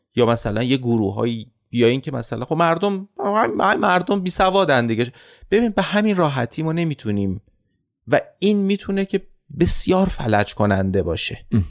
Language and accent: Persian; Iran; به عنوان یک ایرانی